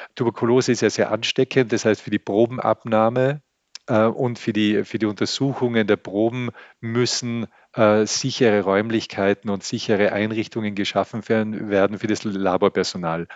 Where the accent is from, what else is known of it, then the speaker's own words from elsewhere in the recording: Austria; als Österreicher bin ich enorm privilegiert. Ich lebe in einem reichen Land